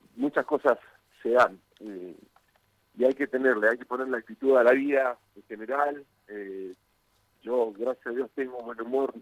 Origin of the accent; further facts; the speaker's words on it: Argentina; now in Mexico; Soy argentino, más allá de que este, vivo en México